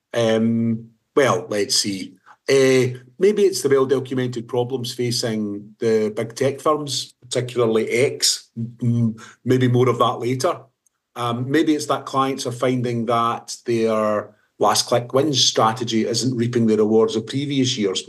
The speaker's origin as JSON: {"language": "English", "region": "Scotland", "country": "United Kingdom", "said": "being Scottish"}